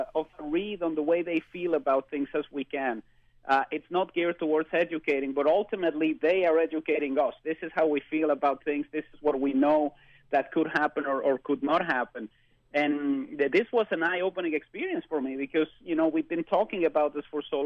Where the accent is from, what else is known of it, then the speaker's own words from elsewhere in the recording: Mexico City, Mexico; moved away; I was born and spent most of my youth in Mexico City